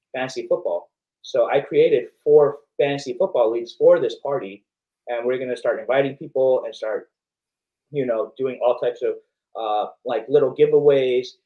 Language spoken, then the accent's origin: English; Long Beach, California, United States; I'm from Southern California. So I, I, I grew up, I wasn't born in Long Beach, but I grew up in Long Beach